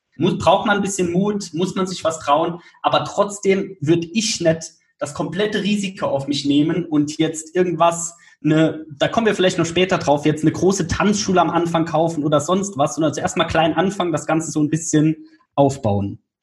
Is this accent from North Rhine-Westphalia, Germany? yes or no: no; Saarland, Germany; Damals in Saarbrücken, also ich komme aus dem Saarland